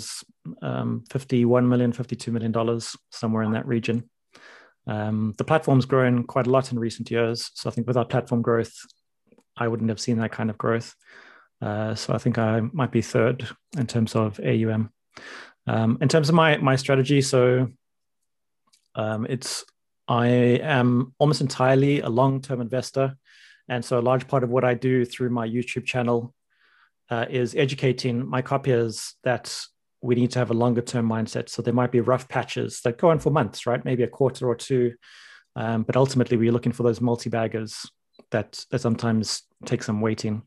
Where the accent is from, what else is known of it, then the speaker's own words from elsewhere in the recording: South Africa; moved away as an adult; now in London, United Kingdom; I am a South African immigrant to London